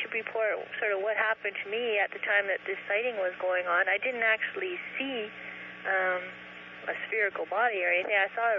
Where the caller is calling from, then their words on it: Kenora, Ontario, Canada; I'm calling from Kenora, Ontario.